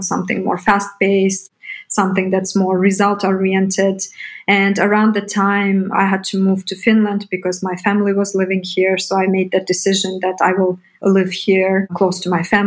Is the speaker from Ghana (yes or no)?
no; Bishkek, Kyrgyzstan; moved away as an adult; also born or lived in United States; I come from Bishkek, Kyrgyzstan. I was born and grew up there up until 18.